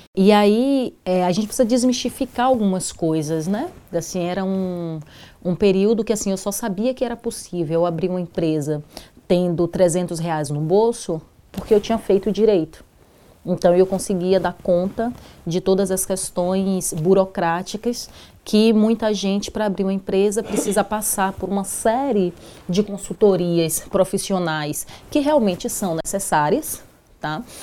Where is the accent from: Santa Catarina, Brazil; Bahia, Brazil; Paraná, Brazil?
Bahia, Brazil; Salvador; now in São Paulo, Brazil; eu venho de Salvador e em Salvador, é, ainda na, na adolescência, já, já integrava o movimento de mulheres negras